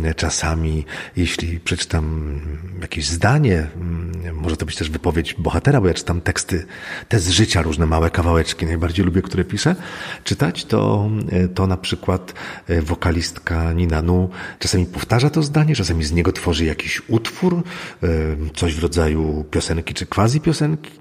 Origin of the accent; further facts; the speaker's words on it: Złotoryja, Lower Silesian Voivodeship, Poland; ja się wychowałem mm, w maleńkiej miejscowości Złotoryja